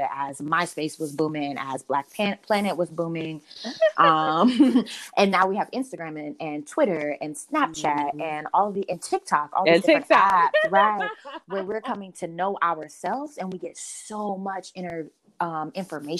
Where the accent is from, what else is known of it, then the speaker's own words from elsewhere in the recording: North Carolina, United States; moved away; also born or lived in Midwest; I'm from North Carolina. I'm a Southerner. I love being in the Midwest and telling people I'm a Southerner.